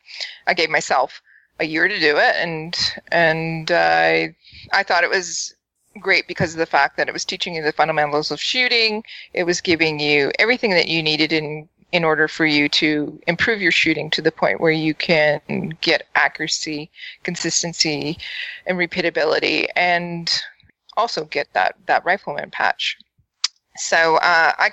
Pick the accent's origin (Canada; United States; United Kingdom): Canada